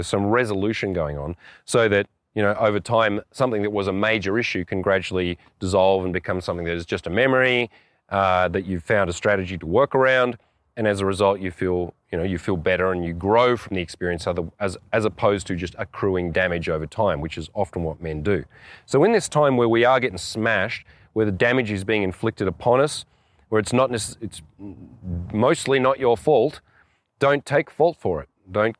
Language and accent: English; Australia; On one level, I'm an Australian.